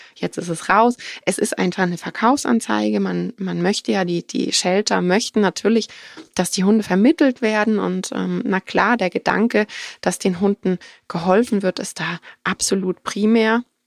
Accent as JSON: {"language": "German", "country": "Germany", "said": "bei uns in Deutschland"}